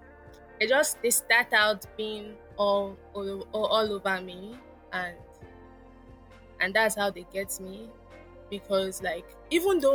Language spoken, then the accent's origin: English; Lagos, Nigeria; I was born in Lagos, Nigeria, and I live with my parents, still live with my parents in Lagos, Nigeria